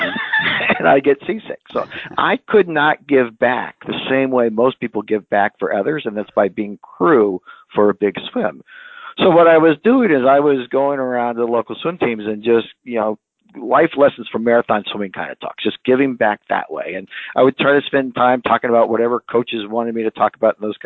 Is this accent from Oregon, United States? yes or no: no; California, United States; moved away as an adult; also born or lived in Philadelphia area; now in Philadelphia, United States; I'm a California guy. I grew up in California, and I've actually been out in the Philadelphia area now for about 20 years